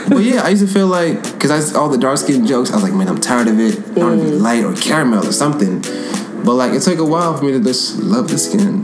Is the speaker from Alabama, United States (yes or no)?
no; California, United States; now in New York, United States; I'm from California.